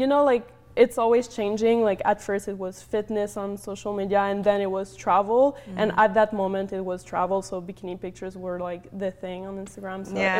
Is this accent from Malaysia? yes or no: no; Montreal, Quebec, Canada; moved away; I was from Montreal. It's really cold